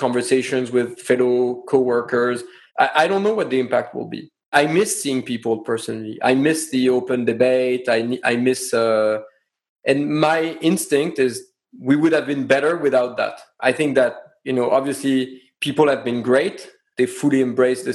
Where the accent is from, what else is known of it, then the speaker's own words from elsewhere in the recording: France; accent: French; English is a second language; moved away; my French accent